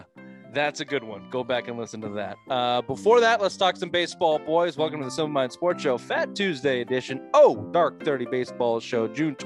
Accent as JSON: {"language": "English", "town": "Toronto", "region": "Ontario", "country": "Canada", "said": "But it was like, yeah, I'm from Toronto."}